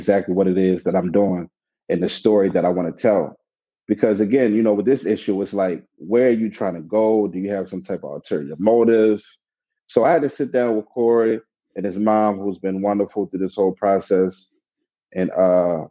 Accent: Baltimore, Maryland, United States; I'm from the city, I was born and raised in West Baltimore.

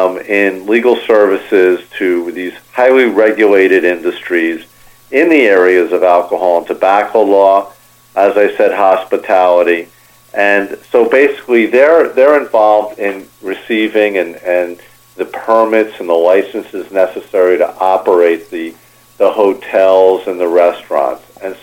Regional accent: New Jersey, United States; moved away as an adult; also born or lived in New York City, New York / New York; now in South Florida, United States; So I'm originally from New York, New York City. I grew up in New Jersey. I practiced law in New York for a number of years before moving down to Florida 25 years ago.

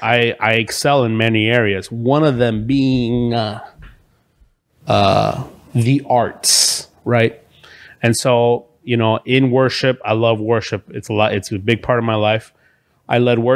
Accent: Miami, Florida, United States; also born or lived in Venezuela; I'm from Miami and I was born in Venezuela

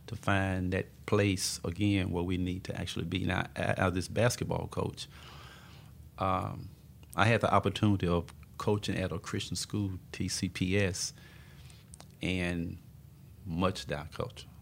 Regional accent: Tupelo, Mississippi, United States; moved away; also born or lived in Tulsa, Oklahoma / West Texas; I was born and raised in Tupelo, Mississippi

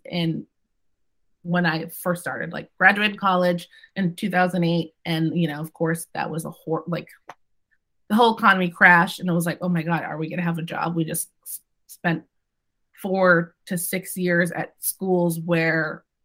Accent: Massachusetts, United States; first language English; also born or lived in Boston, Massachusetts / Westport, Massachusetts / Australia / India; I grew up in Massachusetts. I grew up in New England.

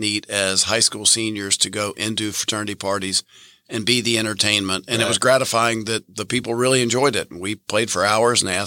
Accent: Memphis, Tennessee, United States; I grew up in Memphis, Tennessee, in a very musical family.

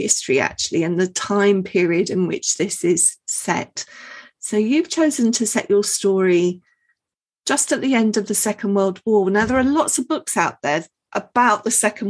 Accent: London, United Kingdom; growing up in London

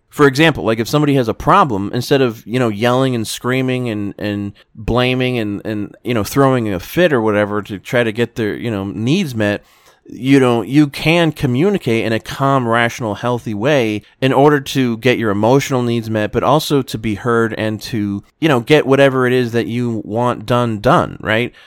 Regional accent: South Florida, United States; growing up in South Florida

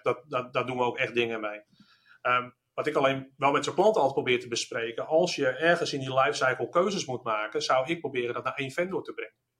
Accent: Netherlands; zijn we ook Nederlanders

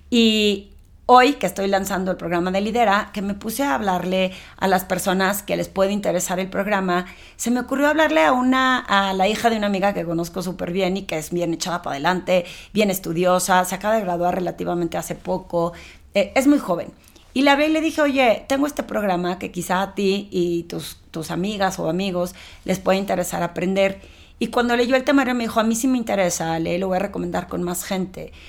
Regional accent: Torreón, Coahuila, Mexico; moved away as an adult; now in Mexico City, Mexico; cuando yo me eh, vine de Torreón a la Ciudad de México a trabajar en el medio financiero

